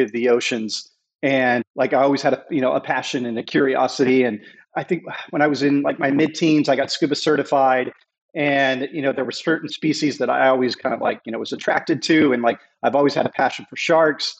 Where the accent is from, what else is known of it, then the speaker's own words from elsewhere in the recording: United States; also born or lived in North Texas / Southern California; now in Hawaii, United States; I grew up in Southern California and North Texas.